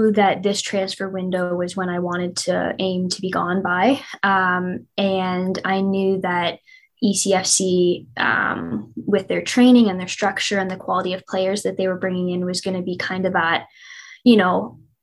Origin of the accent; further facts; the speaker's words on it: Courtice, Ontario, Canada; I'm from Curtis